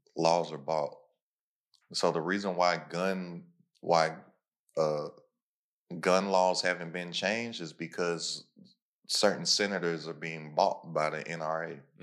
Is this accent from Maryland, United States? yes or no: no; Lexington, Kentucky, United States; moved away; I'm from Lexington, Kentucky.